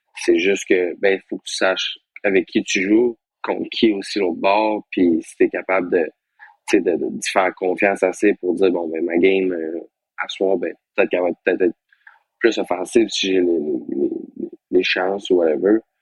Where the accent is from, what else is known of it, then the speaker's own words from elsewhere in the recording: Quebec, Canada; chez nous au Québec, c'est quand même spécial